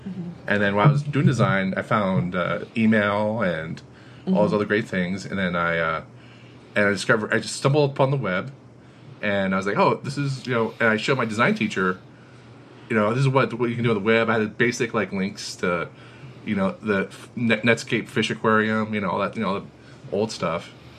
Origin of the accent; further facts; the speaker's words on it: Florida, United States; now in Austin, United States; I grew up in Florida, and then I moved around a little bit since then, and I'm in Austin, Texas.